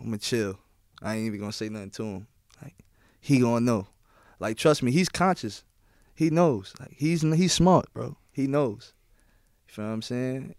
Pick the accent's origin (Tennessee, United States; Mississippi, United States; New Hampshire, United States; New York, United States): New York, United States; New York City; everyone knows I'm from Queens. Everyone knows I'm from New York